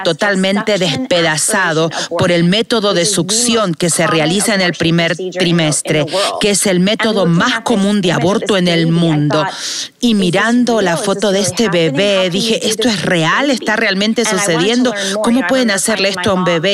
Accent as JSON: {"language": "Spanish", "region": "Northern California", "country": "United States", "tie": "born or raised there", "lives_now": "Los Angeles, United States", "said": "Crecí en el norte de California"}